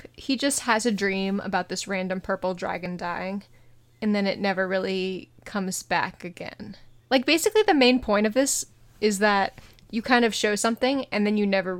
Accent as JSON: {"language": "English", "country": "United States", "said": "I'm American"}